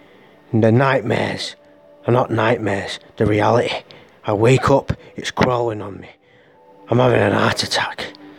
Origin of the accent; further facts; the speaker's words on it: Larne, Northern Ireland, United Kingdom; in a week I'm going back to my hometown in Larn, if you know where that is, in Northern Ireland, where I was born